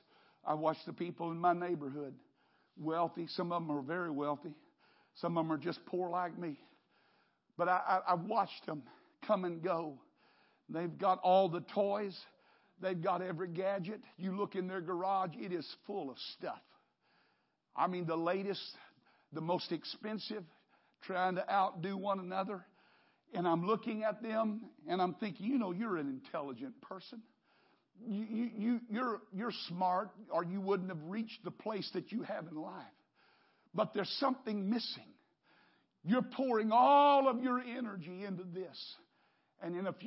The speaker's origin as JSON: {"language": "English", "country": "United States", "said": "I'm an American"}